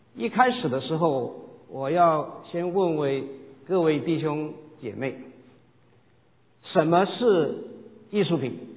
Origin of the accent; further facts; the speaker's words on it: Guangdong, China; 我是广东人